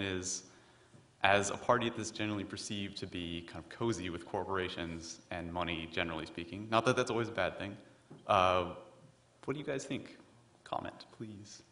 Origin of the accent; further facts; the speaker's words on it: Dallas, Texas, United States; now in Massachusetts, United States; I'm from Dallas, Texas.